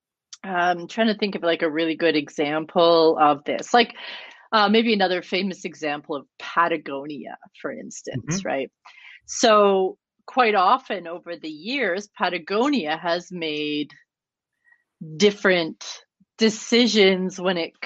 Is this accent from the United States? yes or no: no; Canada; I'm Canadian